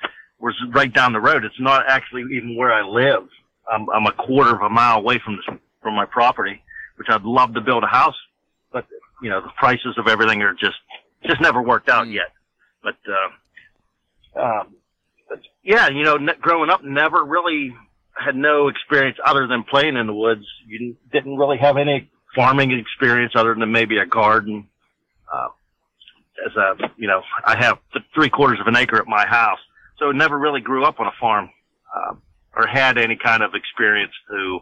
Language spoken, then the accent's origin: English; Armstrong County, Pennsylvania, United States; from Armstrong County, Pennsylvania, born and raised in Armstrong County